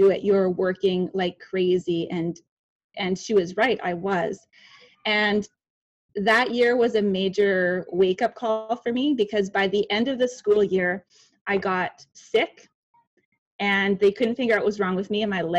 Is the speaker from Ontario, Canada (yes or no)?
no; Winnipeg, Manitoba, Canada; I am from Winnipeg, Manitoba, Canada